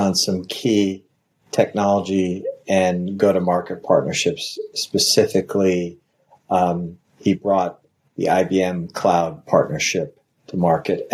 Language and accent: English; Washington, District of Columbia, United States; also born or lived in New York; I grew up in Washington, D.C., in the suburbs of Washington, D.C., went to high school in D.C.